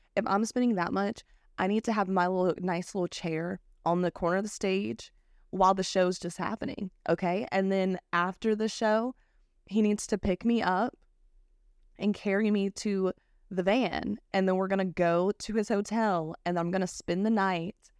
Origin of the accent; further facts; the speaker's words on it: United States; I'm American